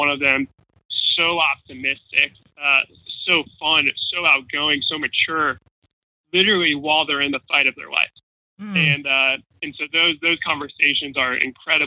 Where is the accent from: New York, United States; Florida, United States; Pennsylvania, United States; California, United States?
Florida, United States; Jacksonville; also born or lived in Chicago; Tom Coughlin was the head coach of my hometown football team. So he was the head coach of the Jacksonville Jaguars